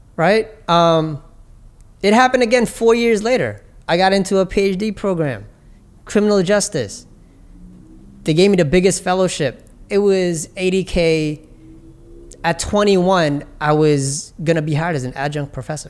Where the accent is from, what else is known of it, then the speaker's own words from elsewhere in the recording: New York City, New York, United States; I grew up in Hollis in Jamaica, Queens